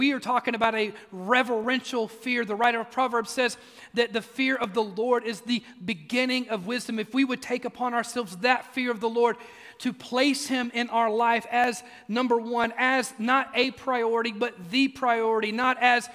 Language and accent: English; Mississippi, United States; also born or lived in East Tennessee; now in Oak Ridge, United States; I grew up in Mississippi, and while we do occasionally have rough weather over here in East Tennessee